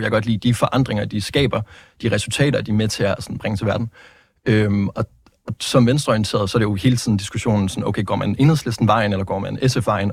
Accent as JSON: {"language": "Danish", "town": "Vejle", "region": "Southern Denmark", "country": "Denmark", "tie": "born or raised there", "moved": "as an adult", "lives_now": "Aarhus, Denmark", "said": "Jeg kommer fra, øh, fra Vejle. Øh, altså, jeg er, født i, jeg er født i Aarhus, Skyby, men siden jeg har været to år gammel, så har jeg så øh, været bosat i øh, Vejle, der er jeg gået i skole, der er jeg gået i gymnasiet"}